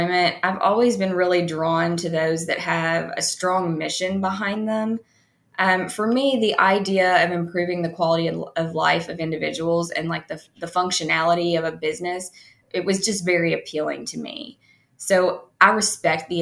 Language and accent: English; Bowling Green, Kentucky, United States; now in Lexington, United States; I was born and raised in Bowling Green, Kentucky, and graduated from Western Kentucky University